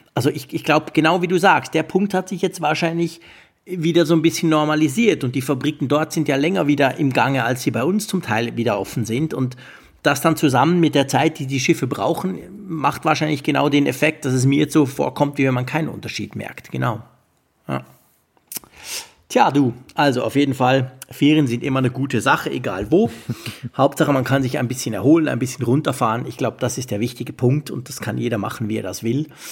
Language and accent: German; Switzerland; als Schweizer